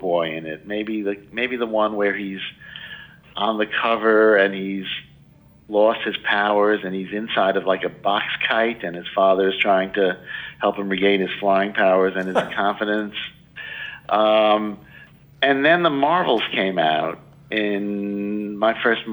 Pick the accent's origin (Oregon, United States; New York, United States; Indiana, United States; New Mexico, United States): New York, United States; New York City; born or raised there